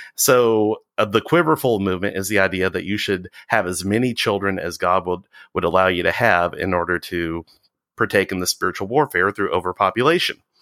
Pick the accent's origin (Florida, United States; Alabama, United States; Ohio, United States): Alabama, United States; Walker County; also born or lived in England; I grew up in the Walker County area